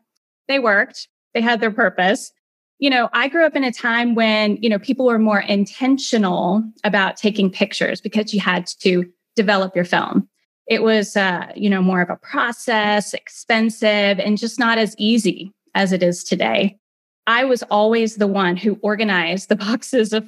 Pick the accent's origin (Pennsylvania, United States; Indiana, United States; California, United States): Indiana, United States; Greenwood; now in Atlanta area, Georgia, United States; I grew up in Indiana in a town called Greenwood. It's about 30 minutes south of Indianapolis.